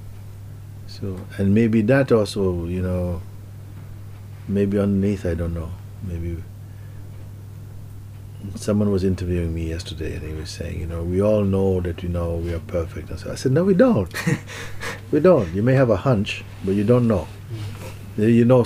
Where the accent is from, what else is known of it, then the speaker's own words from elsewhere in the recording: Jamaica; moved away; growing up in Jamaica